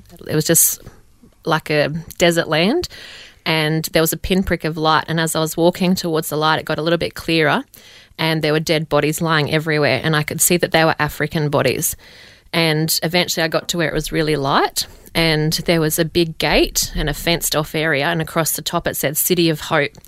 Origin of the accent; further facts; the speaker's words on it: Dubbo, New South Wales, Australia; moved away as an adult; also born or lived in England; now in Uganda; I grew up in Dubbo, born and bred